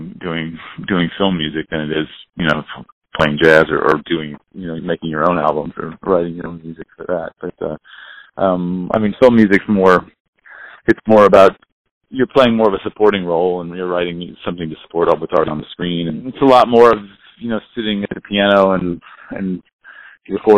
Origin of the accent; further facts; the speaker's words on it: Monterey, California, United States; I grew up just down the road